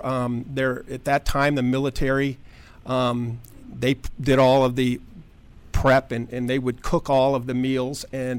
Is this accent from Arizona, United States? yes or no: yes; Tucson, Arizona, United States; Tucson, Arizona.